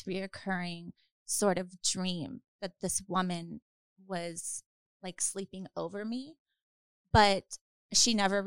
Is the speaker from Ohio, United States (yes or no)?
no; Louisiana, United States; moved away; also born or lived in New Orleans, Louisiana; I'm from Louisiana originally